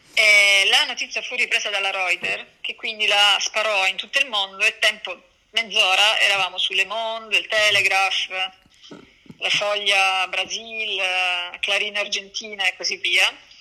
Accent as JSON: {"language": "Italian", "town": "Messina", "region": "Sicily", "country": "Italy", "also_born_or_lived": "Belgium / Paris / Canada / Geneva", "moved": "as an adult", "lives_now": "Milan, Italy", "said": "io sono di Messina"}